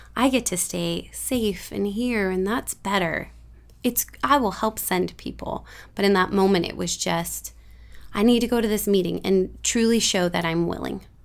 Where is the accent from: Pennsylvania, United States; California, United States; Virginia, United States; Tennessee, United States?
California, United States; San Lorenzo; I was born in San Lorenzo, raised up in this area.